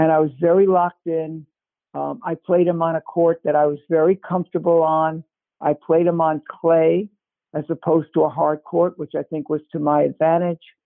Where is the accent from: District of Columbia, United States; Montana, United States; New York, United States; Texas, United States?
New York, United States; New York City; moved away as an adult; also born or lived in Cambridge, Massachusetts / Ithaca, New York; I am from Brooklyn, New York